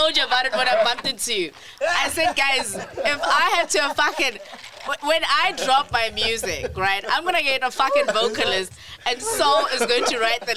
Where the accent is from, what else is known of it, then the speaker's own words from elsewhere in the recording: Soweto, Gauteng, South Africa; also born or lived in Limpopo; I was born and bred in Soweto